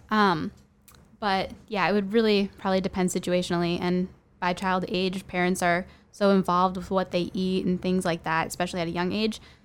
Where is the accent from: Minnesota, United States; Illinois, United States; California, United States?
Minnesota, United States; I'm from Minnesota.